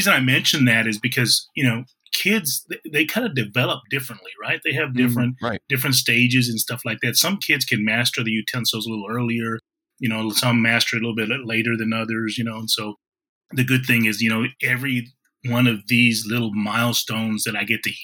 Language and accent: English; Kingsville, Texas, United States; moved away; also born or lived in Washington, D.C. / Florida / Missouri; I grew up in Keensville, Texas, but I've kind of been living around pretty much across the United States